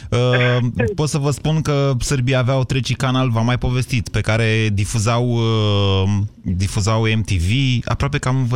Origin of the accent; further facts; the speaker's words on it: Oltenia, Romania; now in Bucharest, Romania; Când am venit din Oltenia la București, vă spun sincer că am fost șocat de chestia asta, dar n-am bătut pe nimeni.